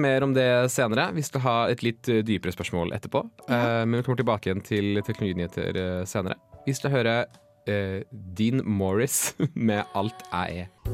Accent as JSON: {"language": "Norwegian", "town": "Bærum", "region": "Akershus", "country": "Norway", "moved": "yes", "said": "jeg kommer fra Bærum"}